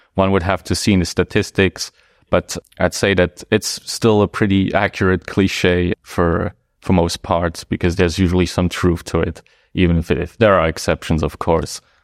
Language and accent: English; Luxembourg; first language Luxembourgish; English is a second language; also born or lived in Dudelange, Luxembourg / Luxembourg City, Luxembourg; I quickly moved with, uh, my parents to Reistock, which is not really a city, a small town, uh, next to Die Kirche on the German border. And that is where I probably spent most of my early childhood